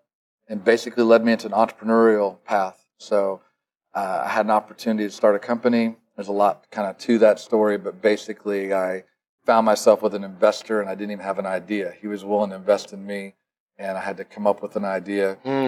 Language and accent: English; Illinois, United States; Well, the quick version of it is I grew up in Illinois.